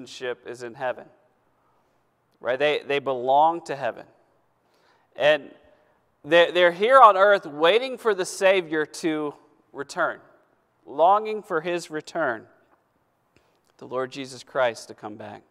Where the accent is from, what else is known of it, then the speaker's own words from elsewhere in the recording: United States; I'm an American. Born in America.